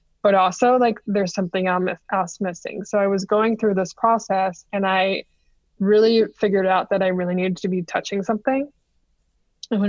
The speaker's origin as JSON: {"language": "English", "town": "Kingston", "region": "Ontario", "country": "Canada", "said": "I'm from Kingston"}